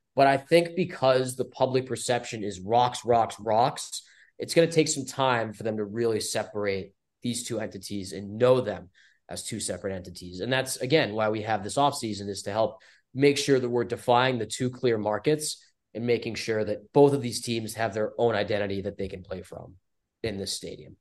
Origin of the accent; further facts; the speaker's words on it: Taunton, Massachusetts, United States; I am from Taunton, which is about twenty-five minutes south